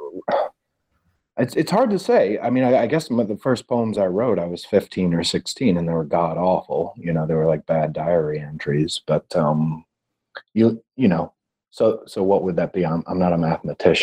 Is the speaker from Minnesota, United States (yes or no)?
no; Gerald, Missouri, United States; moved away; I grew up in Gerald, Missouri